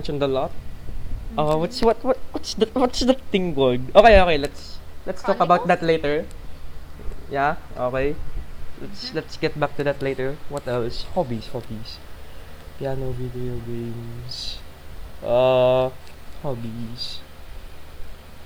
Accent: Philippines; we're from the Philippines.

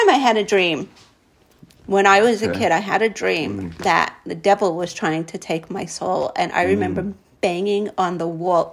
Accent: New York City, New York, United States; I grew up in Diker Heights

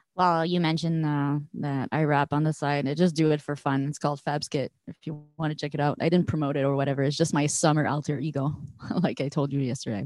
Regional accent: Montreal, Quebec, Canada; we're all locals from Montreal

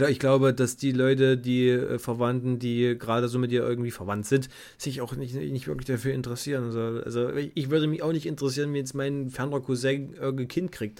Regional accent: Bad Bibra area, Saxony-Anhalt, Germany; an meiner Schule in Bad Bibra

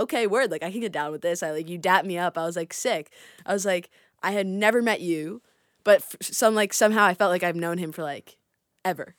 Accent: Rye, New York, United States; I'm from Rye, New York

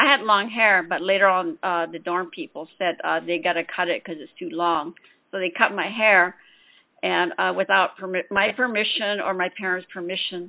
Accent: Shiprock, New Mexico, United States; first language Navajo; English is a second language; moved away; I'm originally from Shiprock, New Mexico

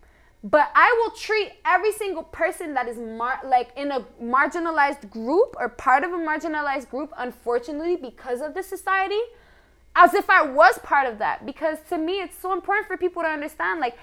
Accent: Canada; we as Canadian people

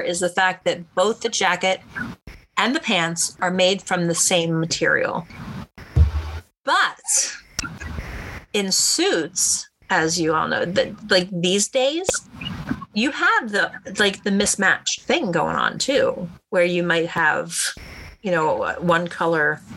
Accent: East Coast, United States; moved away; I'm from the East Coast

